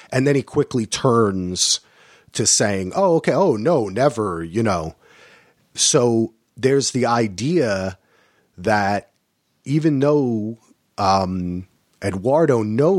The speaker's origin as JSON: {"language": "English", "region": "New Jersey", "country": "United States", "said": "I'm from New Jersey."}